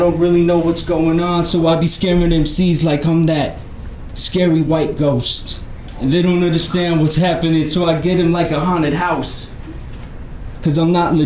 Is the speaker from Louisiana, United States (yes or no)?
no; Denver, Colorado, United States; I grew up in North Denver